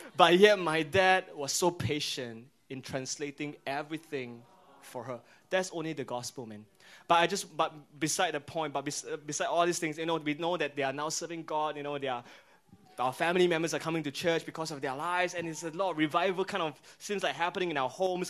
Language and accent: English; Singapore